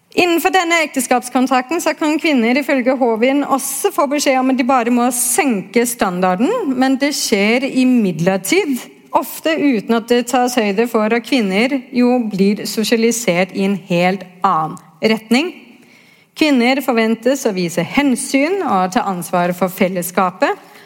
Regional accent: Denmark; now in Norway; er jo født og oppvokst i Danmark

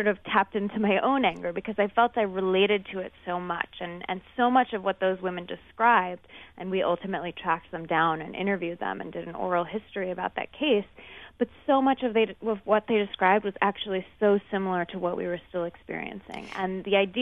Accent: Seattle, Washington, United States; I grew up in Seattle

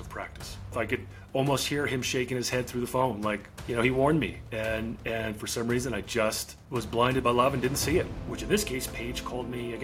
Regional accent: New Jersey, United States; now in Montana, United States; I live in Montana. I was born and raised on the East Coast in New Jersey

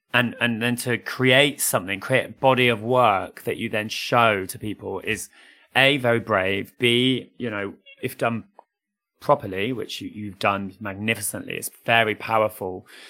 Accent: United Kingdom; as British people and families in particular, we accept Panto as part of our culture

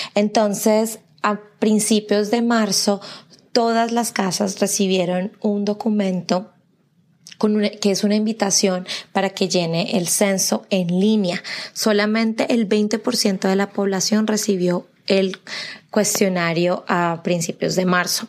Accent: Colombia; now in Tennessee, United States; yo soy de Colombia

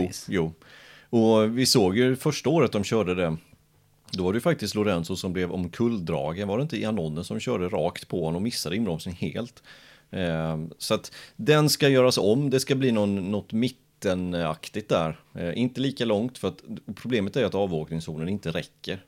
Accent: Jönköping, Jönköping County, Sweden; jag är född i Jönköping

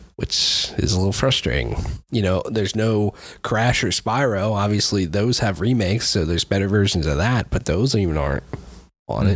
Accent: United States; I'm an American

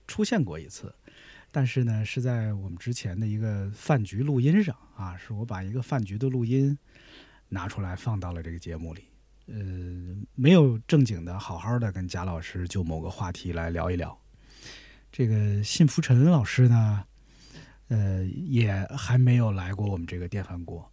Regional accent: Tianjin, China; 我小时候是在天津电视台

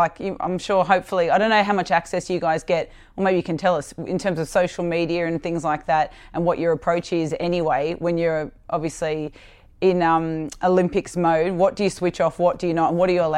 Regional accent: Sydney, New South Wales, Australia; I'm from Sydney's West

